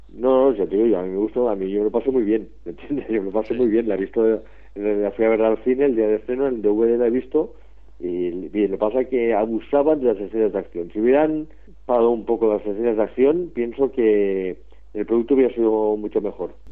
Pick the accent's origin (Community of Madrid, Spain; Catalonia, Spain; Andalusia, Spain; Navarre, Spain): Catalonia, Spain; Barcelona; aquí, desde mi pueblo, Barcelona